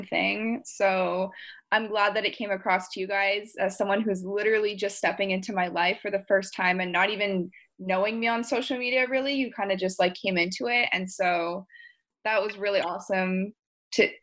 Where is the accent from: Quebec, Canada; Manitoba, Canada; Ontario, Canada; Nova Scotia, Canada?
Quebec, Canada; Montreal; I'm from Montreal, which is in Canada.